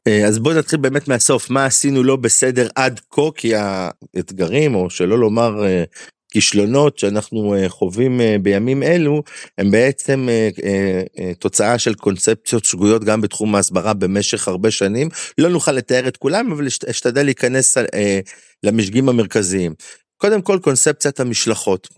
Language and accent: Hebrew; Galilee, Israel; also born or lived in Amuka; אנחנו אנשי הגליל